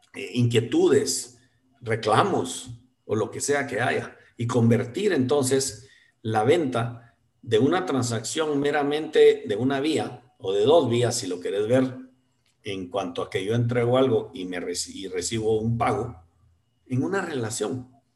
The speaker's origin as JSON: {"language": "Spanish", "country": "Guatemala", "said": "como guatemalteco"}